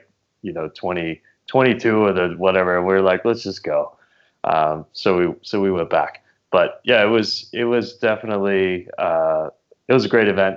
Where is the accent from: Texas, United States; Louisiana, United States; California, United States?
Louisiana, United States; also born or lived in New Mexico; now in New York, United States; I grew up in Louisiana, spent some time in New Mexico, and then moved to New York about 10 years ago